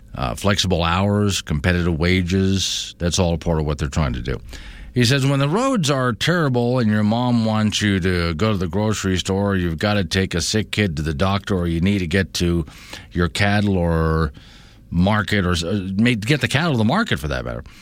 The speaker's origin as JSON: {"language": "English", "town": "Sanibel", "region": "Florida", "country": "United States", "tie": "born or raised there", "moved": "yes", "lives_now": "Wyoming, United States", "said": "That's where I'm from, it's where I grew up"}